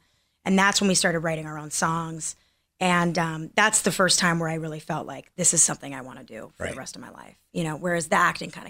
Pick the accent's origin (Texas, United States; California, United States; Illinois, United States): California, United States; Los Angeles; also born or lived in Torrance, California / Seattle, Washington; I'm from here, born and raised, California.